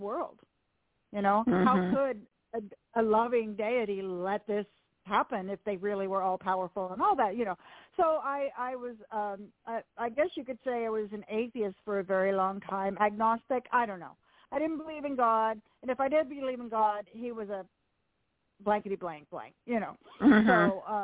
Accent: Southern California, United States; I grew up in Southern California in a Christian home

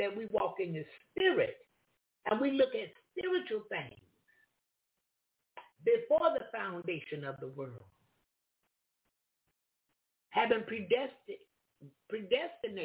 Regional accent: Florida, United States; I'm from Florida

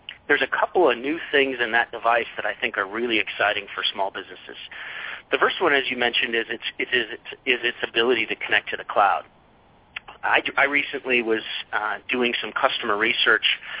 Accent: Colorado, United States; moved away as an adult; also born or lived in Indiana; I grew up in Colorado

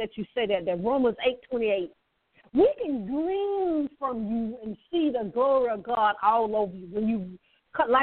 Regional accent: the South, United States; I'm from the South, as y'all know, I'm from the South

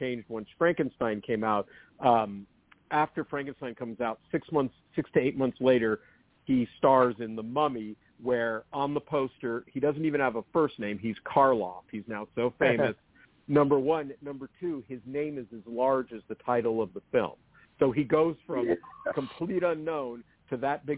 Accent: San Francisco Bay Area, California, United States; I grew up in the San Francisco Bay Area

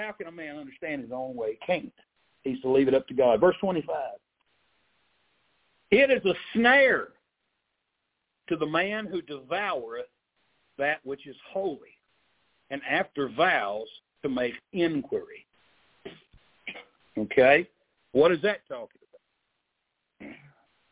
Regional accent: Arkansas, United States; born or raised there

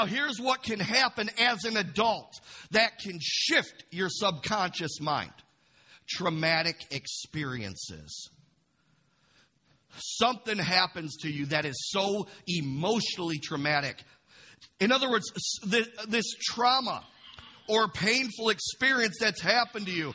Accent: Imlay City, Michigan, United States; I grew up in Imlay City

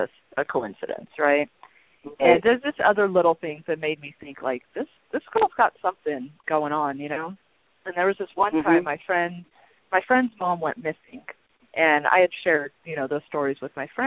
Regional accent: Long Beach, California, United States; also born or lived in Albuquerque, New Mexico; when we were seven, we moved to Long Beach, California, and I was pretty much raised there by my mom and my stepdad

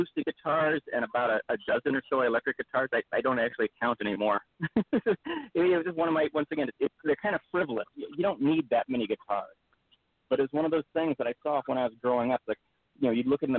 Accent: Devils Lake, North Dakota, United States; moved away; also born or lived in Grand Forks, North Dakota; I grew up in North Dakota, actually. I went to high school in Devil's Lake.

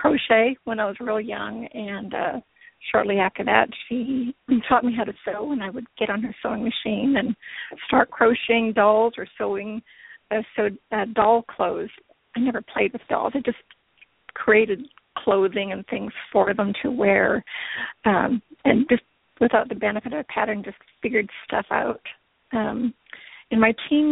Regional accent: Canada; moved away as an adult; now in Oklahoma City, United States; I grew up in Canada

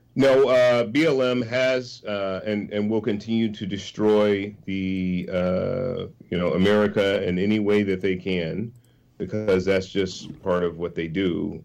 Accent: San Francisco, California, United States; I was born in San Francisco. I was born in abject poverty, Hunters Point projects first seven years or so of my life, and um, and then moved to uh, lower middle class neighborhood

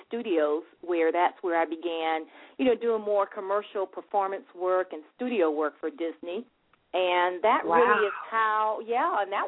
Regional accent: Nassau, New Providence, Bahamas; I'm originally from Nassau, Bahamas.

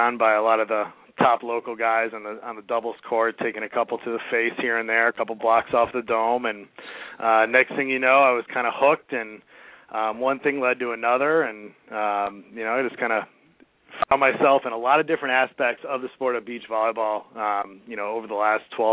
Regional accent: Chicago, Illinois, United States; accent: Chicago; now in Cincinnati, United States; Growing up in Chicago

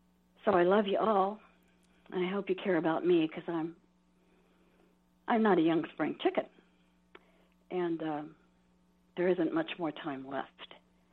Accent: California, United States; I don't come from here. I come from Southern California, then the Bay Area, and then here.

